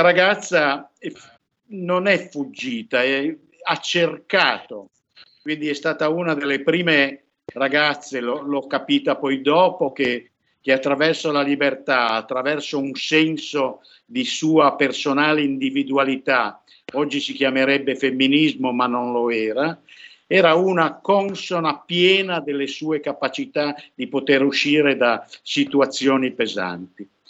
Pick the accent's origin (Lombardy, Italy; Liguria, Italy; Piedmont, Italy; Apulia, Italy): Piedmont, Italy; io sono piemontese